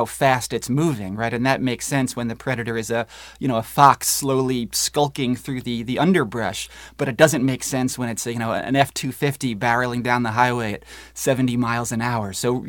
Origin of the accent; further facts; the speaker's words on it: Northeast, United States; You know, I grew up in the Northeast, and, you know, our ponds were full of snapping turtles and leopard frogs